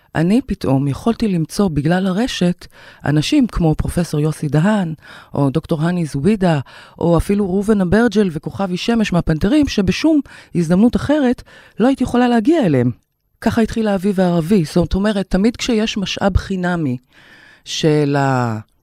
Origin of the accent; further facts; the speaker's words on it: Kiryat Ata, Haifa District, Israel; moved away as an adult; also born or lived in Tel Aviv; נולדתי בקריית אתא, להורים יוצאי מרוקו, שם גם גדלתי